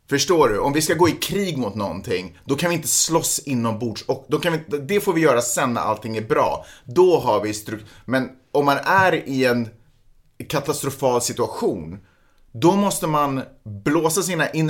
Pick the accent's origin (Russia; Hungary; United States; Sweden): Russia; Som ryss, och det, det sker inte på rysk mark.